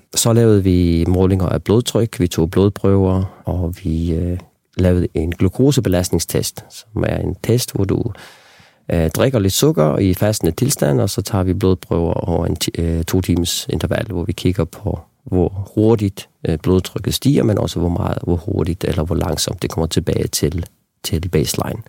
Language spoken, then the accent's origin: Danish; Faroe Islands; moved away; also born or lived in Copenhagen; Jeg voksede op på Færøerne